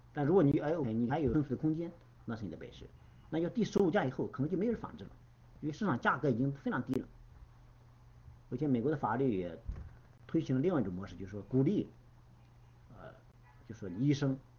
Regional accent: China; 我们中国人就说畏畏缩缩

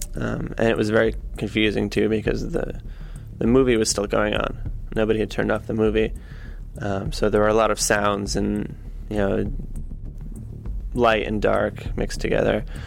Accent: Connecticut, United States; also born or lived in Beijing, China; I'm from Connecticut. I live in New Haven, Connecticut.

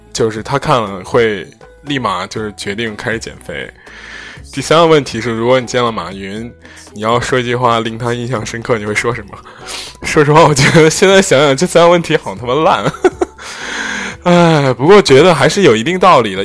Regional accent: Henan, China; also born or lived in Zhengzhou; 你在郑州说那个，或者河南范围内说这个微信公众号谁做得好，肯定会有我们公司

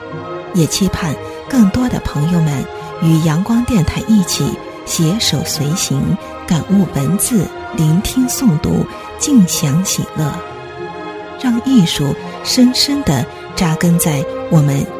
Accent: Shenyang, Liaoning, China

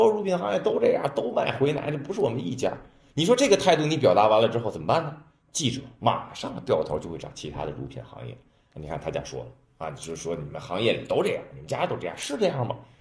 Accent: China; 我们中国人

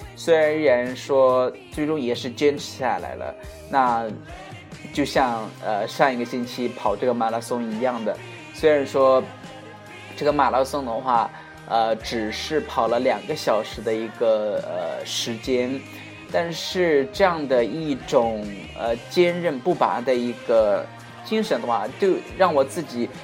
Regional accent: China; 我们中国人

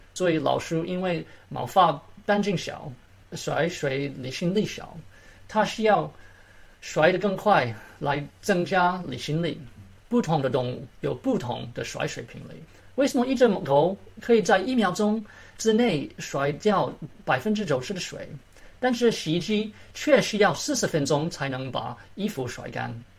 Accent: Maryland, United States; Chinese is a second language; moved away as an adult; now in Atlanta, United States; 我从小在马里兰长大，我很幸运考进了自由班

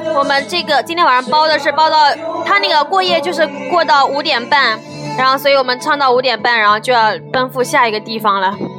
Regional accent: Shanghai, China; 我是上海的

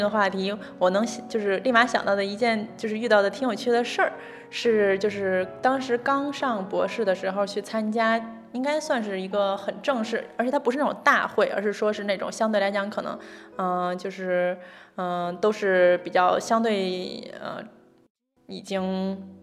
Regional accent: China; moved away; also born or lived in France; 作为中国人的这个身份认同

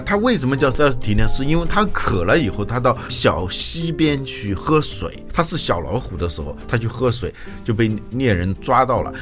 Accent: China; 我们中国人

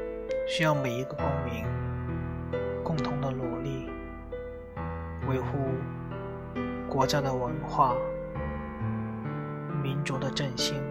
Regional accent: China; 作为中国人。我们感到自豪。

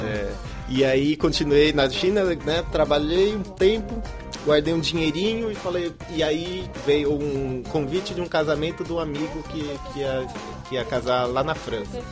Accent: Brazil; eu como brasileiro

